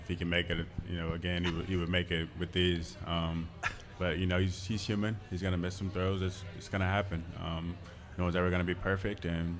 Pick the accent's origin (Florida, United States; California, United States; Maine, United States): Florida, United States; 25 minutes from Tampa; moved away; 25 minutes away from my hometown is where they played at.